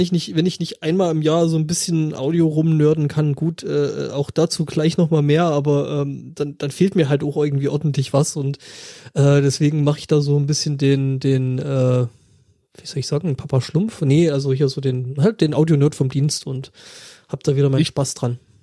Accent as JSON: {"language": "German", "region": "Saxony", "country": "Germany", "said": "Räuchermännchen, die sind da, wo ich herkomme"}